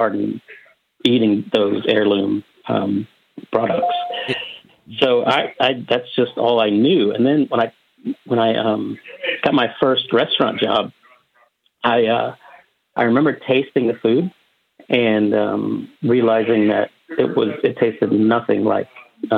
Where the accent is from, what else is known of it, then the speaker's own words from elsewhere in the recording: Appalachia, United States; I grew up in Appalachia, way back in the coal fields